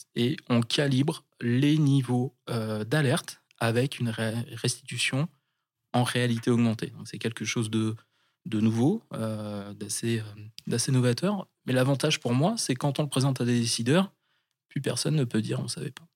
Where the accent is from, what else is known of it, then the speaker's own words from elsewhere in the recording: Charente-Maritime, Nouvelle-Aquitaine, France; moved away as an adult; now in Bayonne, France; j'étais jeune, quand j'avais euh, une quinzaine d'années. Je venais de Charente-Maritime